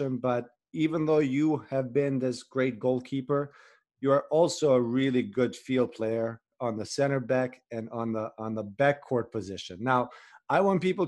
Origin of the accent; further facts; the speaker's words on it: Kosovo; now in New York City, United States; I'm from Kosovo